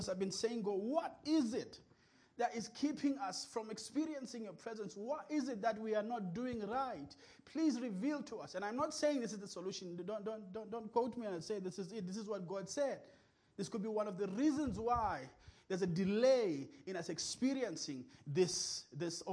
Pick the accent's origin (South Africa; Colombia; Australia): South Africa; King William's Town, Eastern Cape; English is a second language; I was from King.